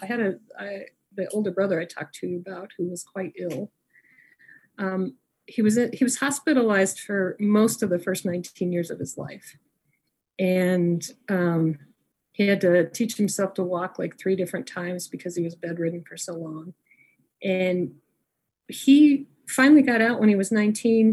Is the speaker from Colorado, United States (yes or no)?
yes; Niwot, Colorado, United States; also born or lived in Denver, Colorado; I was raised in Niwot, Colorado and I so I'm from a little farming town